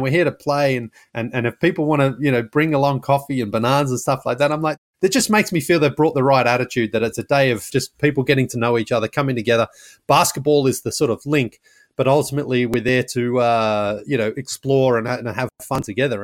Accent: Australia; now in United States; I'm from Australia, but I live in the United States.

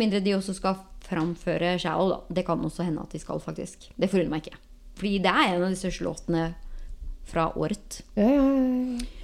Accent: Norway; moved away as an adult; now in Los Angeles, United States; som nordmann

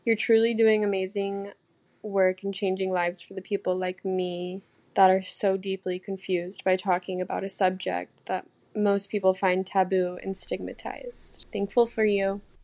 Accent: Arkansas, United States; I'm from Arkansas

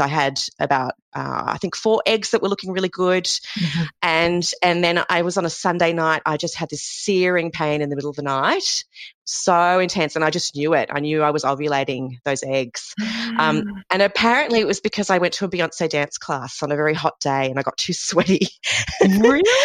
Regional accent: Sydney, New South Wales, Australia; moved away as an adult; also born or lived in Melbourne; I'm originally from Sydney and I moved to Melbourne to start a PhD with my then boyfriend, now husband

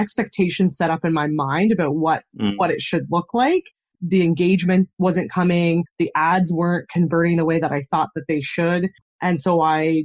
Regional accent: Canada; accent: Canadian; I'm born and raised in Canada, so I live on the Canadian prairies in Saskatchewan

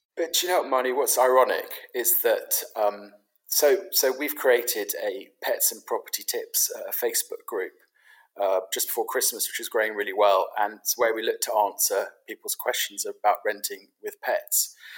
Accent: London, United Kingdom; I grew up in London. I grew up in London as a Londoner.

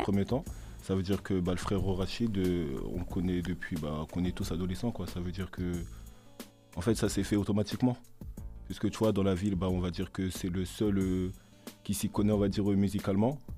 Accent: Limay, Île-de-France, France; chez nous à Limay

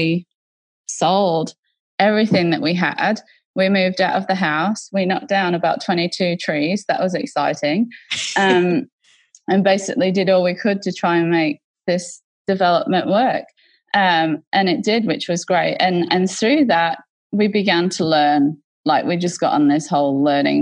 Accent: England, United Kingdom; now in Australia; I was brought up in a very, so I'm from England originally, and there's different classes in England. And so mm-hmm. we were very much a country working class family that lived in and close to mining towns

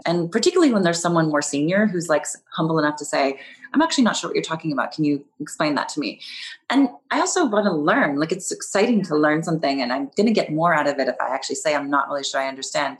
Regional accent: California, United States; moved away; also born or lived in New York; I grew up in California, though, so I grew up driving.

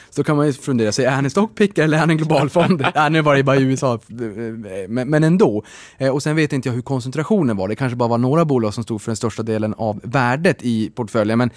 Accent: Norrbotten County, Sweden; jag är ju från Norrbotten

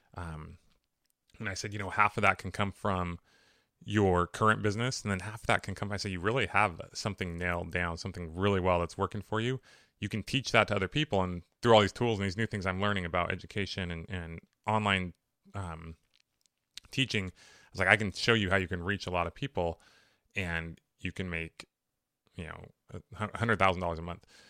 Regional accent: Riverside, California, United States; I grew up in Riverside, which was a great place to grow up

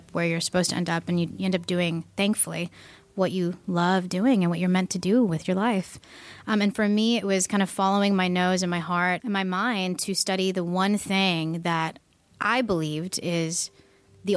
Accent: East Bay, California, United States; I grew up actually in the East Bay my entire life

